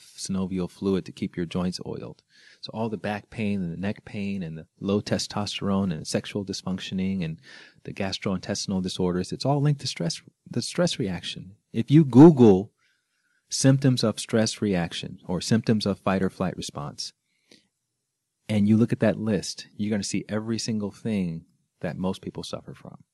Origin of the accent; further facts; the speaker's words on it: Alabama, United States; I grew up in Alabama